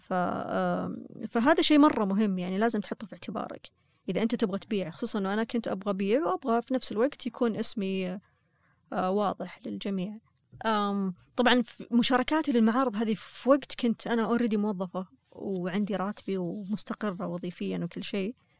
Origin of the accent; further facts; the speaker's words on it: Saudi Arabia; أنا كسعودية